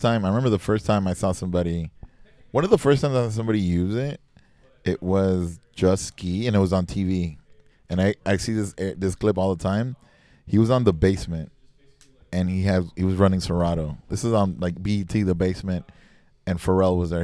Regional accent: Miami, Florida, United States; also born or lived in Texas; Growing up in Miami

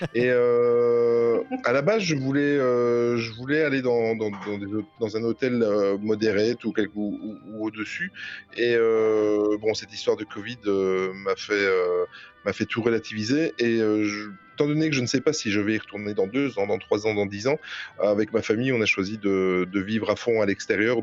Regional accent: Belgium; accent: Belgian; j'ai juste l'accent belge

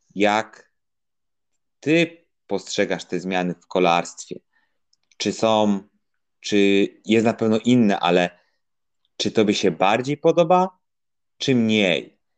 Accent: Łódź Voivodeship, Poland; w województwie łódzkim, skąd pochodzę

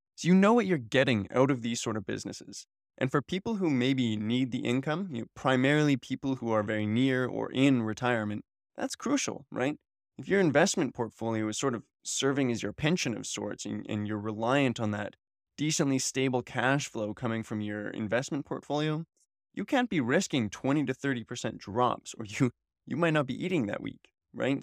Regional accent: Canada; I'm a Canadian, and I was born here in the Great White North

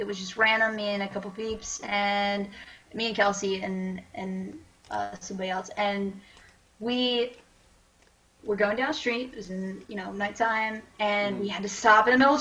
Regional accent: Atlantic County, New Jersey, United States; also born or lived in Ventnor / Northfield; growing up in Atlantic County

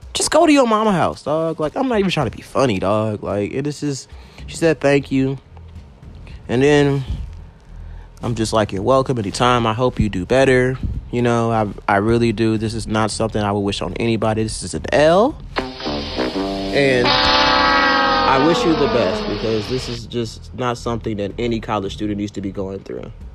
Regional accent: Baton Rouge, Louisiana, United States; now in Atlanta, United States; I'm from Baton Rouge, Louisiana.

